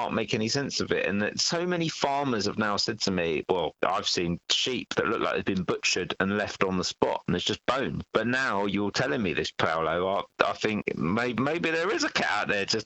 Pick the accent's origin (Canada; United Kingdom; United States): United Kingdom; London; I was from Northwest London